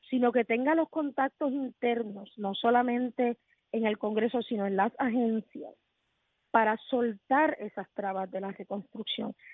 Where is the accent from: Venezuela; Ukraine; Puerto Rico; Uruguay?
Puerto Rico; te estoy diciendo cuál es la agenda que yo entiendo como puertorriqueña que debe